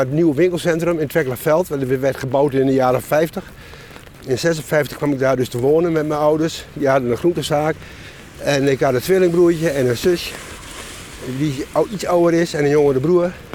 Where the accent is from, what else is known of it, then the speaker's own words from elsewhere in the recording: Enschede, Overijssel, Netherlands; now in Hengelo, Netherlands; Ik ben geboren in, eh, Enschede en ik woon in Hengelo